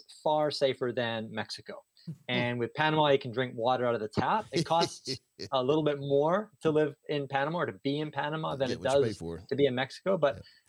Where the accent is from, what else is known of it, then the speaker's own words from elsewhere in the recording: Canada; moved away as an adult; also born or lived in Singapore; I grew up in Canada, and I was a public school teacher there.